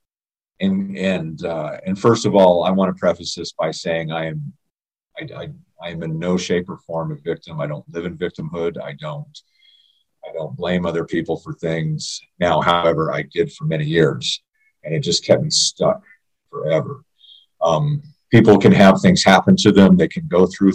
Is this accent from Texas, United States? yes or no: no; Jackson, Tennessee, United States; also born or lived in Miami, Florida; now in Idaho, United States; I was born in Tennessee, real close to Missouri. I was West Tennessee, just outside of Memphis, in a little town, not a little town. Yeah, I guess it's a little town called Jackson, Tennessee